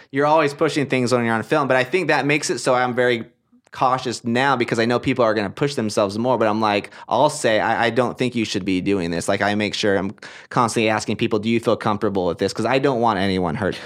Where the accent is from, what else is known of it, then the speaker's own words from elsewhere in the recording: Portland, Oregon, United States; moved away; also born or lived in Hawaii / Utah; I'm from Portland, Oregon. That's where I grew up. That's where I was raised.